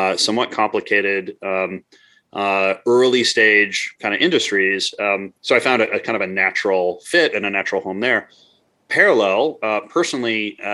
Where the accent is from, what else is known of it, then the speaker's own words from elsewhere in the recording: Midwest, United States; moved away as an adult; also born or lived in Montreal; I grew up in the Midwest